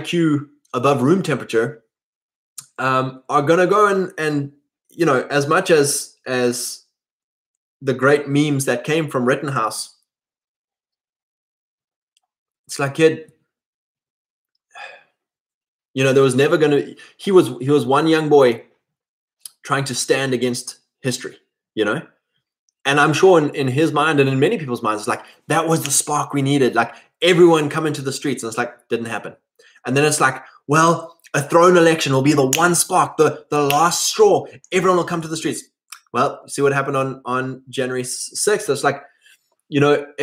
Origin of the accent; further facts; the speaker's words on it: South Africa; us white boys gain nothing by identifying as a South African